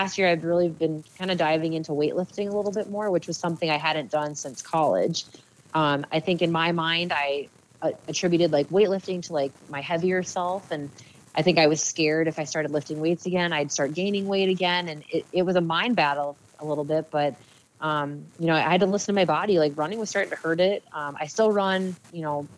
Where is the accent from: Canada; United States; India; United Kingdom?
United States; Eagan, Minnesota; settled in a place in Eagan, which was my hometown